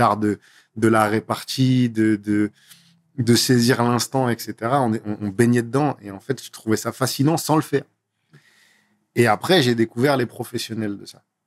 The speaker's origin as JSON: {"language": "French", "town": "Grenoble", "region": "Auvergne-Rhône-Alpes", "country": "France", "tie": "born or raised there", "also_born_or_lived": "Nantes", "moved": "as an adult", "lives_now": "Paris, France", "said": "je suis né à Grenoble. Donc euh, Grenoble, pour ceux qui ne voient pas, c'est en dessous de Lyon, entre, entre Lyon et, et Montélimar. Mm-hmm. Euh, j'ai grandi là-bas, j'ai passé 19 ans de ma vie là-bas"}